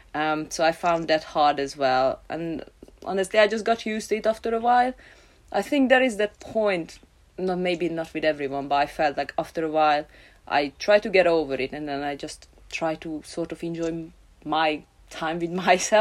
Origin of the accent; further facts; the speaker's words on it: Hungary; moved away as an adult; also born or lived in London; now in Cardiff, United Kingdom; I'm originally from Hungary.